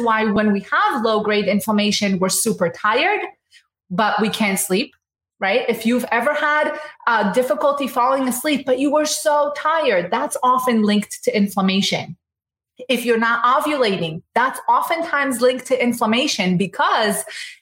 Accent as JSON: {"language": "English", "country": "Israel", "moved": "yes", "lives_now": "United States", "said": "And I'm from Israel, so I know a good amount about the Mediterranean diet"}